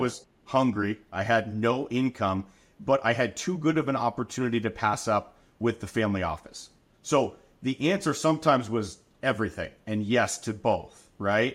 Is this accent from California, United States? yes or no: yes; Anaheim, California, United States; I'm a Southern California kid. Born and raised in Anaheim, Orange County, surrounding areas